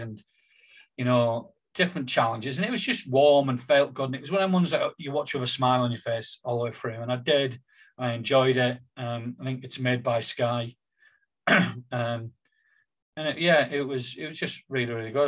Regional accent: Billingham, North East England, United Kingdom; growing up in Billingham, being totally unaware

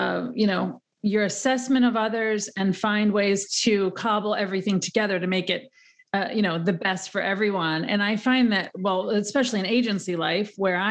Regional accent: Pennsylvania, United States; now in New York metro area, United States; I grew up in Pennsylvania in a small town

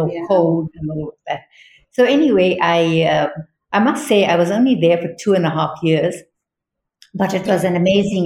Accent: South Africa

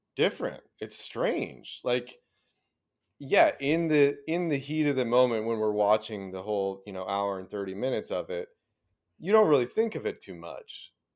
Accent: Arizona, United States; moved away; growing up in Arizona

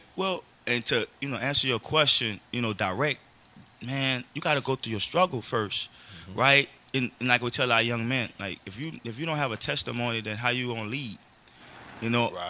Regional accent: Elgin, Louisiana, United States; I'm from Elgin, so you know I live right down the street

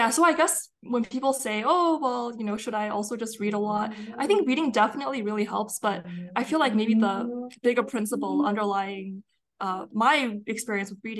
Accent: Canada; I'm from Canada. I grew up in Canada and I'm Chinese Canadian.

